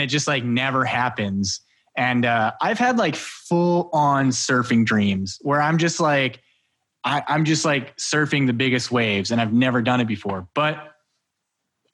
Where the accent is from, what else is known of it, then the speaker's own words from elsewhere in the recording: Alberta, Canada; I grew up in Alberta